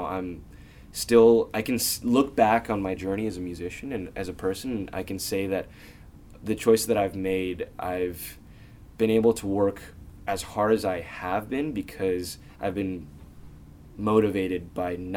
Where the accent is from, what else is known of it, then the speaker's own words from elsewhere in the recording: Bay Area, California, United States; growing up in the Bay Area